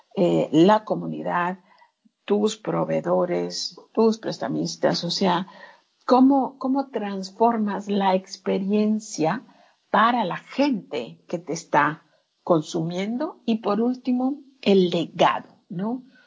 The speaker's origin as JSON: {"language": "Spanish", "country": "Mexico", "said": "tan latina o tan mexicana"}